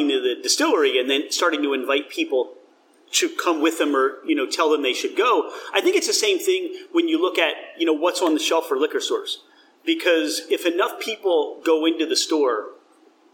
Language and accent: English; New Jersey, United States; I grew up in South Jersey